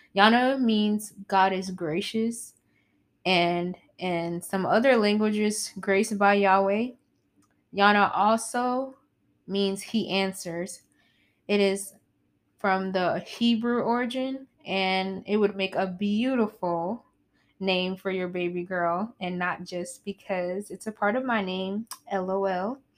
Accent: South Carolina, United States; I'm from South Carolina.

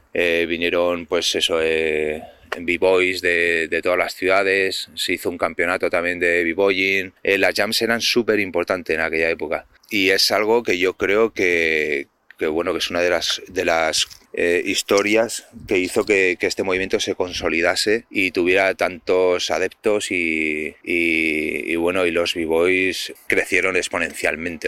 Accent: Pamplona, Navarre, Spain; desde Pamplona, la comunidad navarra

